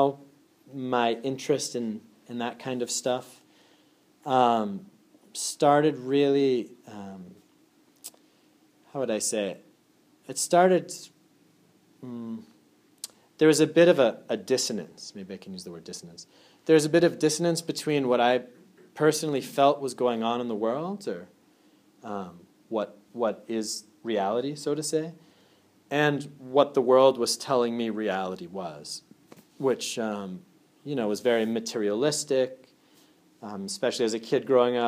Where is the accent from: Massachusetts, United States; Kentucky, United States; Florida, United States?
Massachusetts, United States; Andover; I'm originally from Andover, Massachusetts.